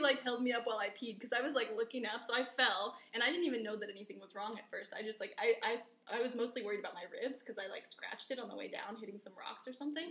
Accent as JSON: {"language": "English", "region": "Colorado", "country": "United States", "moved": "as an adult", "lives_now": "Taiwan", "said": "I'm from Colorado, which is also like very beautiful and spacious and open and huge"}